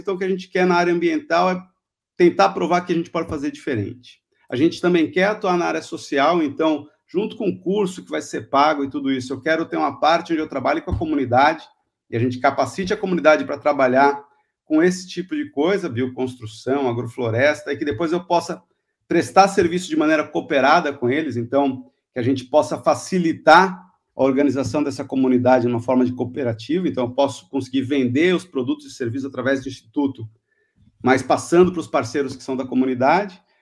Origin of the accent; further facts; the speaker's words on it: Itanhaém, São Paulo, Brazil; moved away; Eu sou originalmente de Itanhaém, mas Fiquei fora daqui por 40 anos, voltei agora